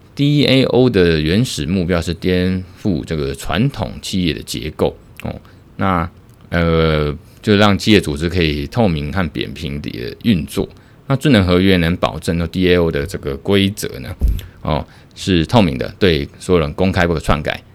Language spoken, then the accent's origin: Chinese; Taiwan; 我们台湾这边